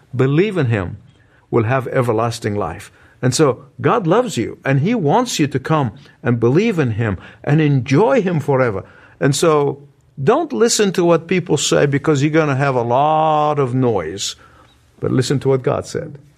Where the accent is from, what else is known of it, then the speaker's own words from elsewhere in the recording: Egypt; moved away; my hometown, the country of Egypt